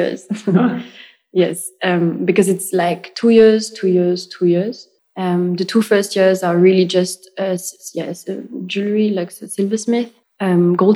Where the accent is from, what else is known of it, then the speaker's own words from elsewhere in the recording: Argenteuil, Île-de-France, France; English is a second language; moved away as an adult; also born or lived in Lyon / London; I grew up in France, in the suburb of Paris, in Argenteuil in the 95.